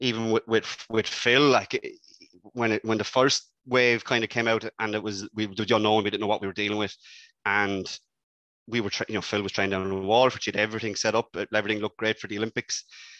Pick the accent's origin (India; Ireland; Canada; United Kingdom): Ireland